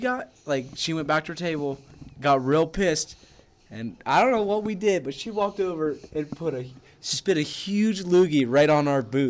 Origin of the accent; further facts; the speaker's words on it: Pickerington, Ohio, United States; don't disrespect my hometown.